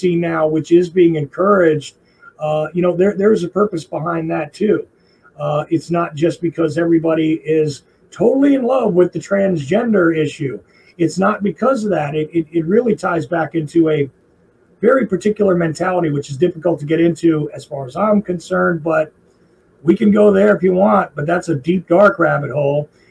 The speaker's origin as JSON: {"language": "English", "region": "New Jersey", "country": "United States", "accent": "Jersey", "moved": "yes", "lives_now": "Georgia, United States", "said": "I am a Jersey guy. I live in Georgia now. So occasionally you hear weird little drawls come out of my language. But generally speaking, you can tell I'm a guy from Jersey when I speak"}